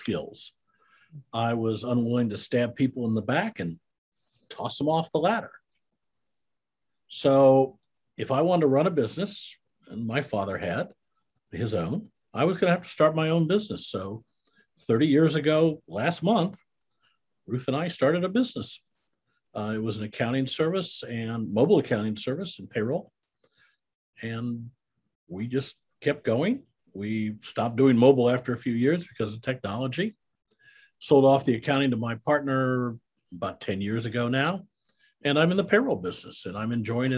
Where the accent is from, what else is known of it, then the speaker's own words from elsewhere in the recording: Iowa, United States; moved away as an adult; also born or lived in Kansas City; now in Texas, United States; I'm a Midwestern boy. I was raised in Iowa